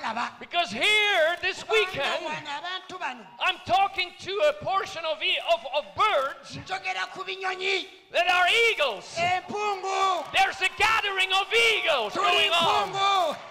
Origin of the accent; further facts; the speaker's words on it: Belgium; also born or lived in Switzerland; now in France; I was born in Belgium. Got married to a Swiss lady, Sister Anne, my wife. So I'm also Swiss, but I live in France.